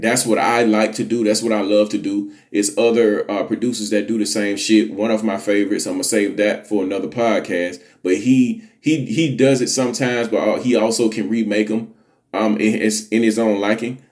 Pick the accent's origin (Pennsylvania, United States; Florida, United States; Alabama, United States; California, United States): Alabama, United States; I'm from the South. I'm a Southern boy. I'm from Alabama